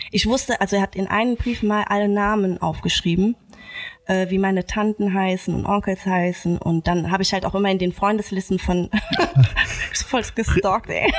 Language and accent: German; Germany; ich bin in Deutschland geboren und mhm. aufgewachsen